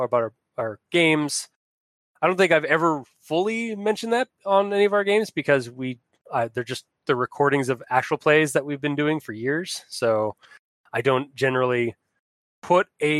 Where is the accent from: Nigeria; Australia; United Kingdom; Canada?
Canada; I am Canadian. I'm not French Canadian, but I am Canadian